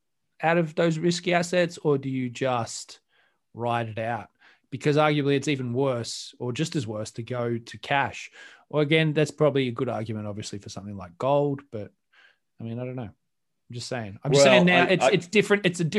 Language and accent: English; Australia; I'm Australian. Know? We don't. It's the sea shanty is not a thing.